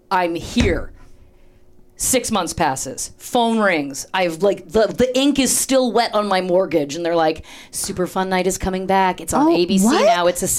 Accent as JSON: {"language": "English", "country": "Canada", "also_born_or_lived": "Toronto, Canada / Chicago, United States", "moved": "as an adult", "said": "I'm from Canada. I came through Second City, Toronto, Chicago. I was living back in Toronto. I came out to LA for pilot season."}